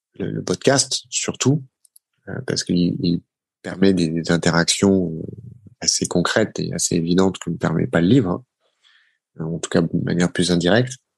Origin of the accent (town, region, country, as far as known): Paris, Île-de-France, France; born or raised there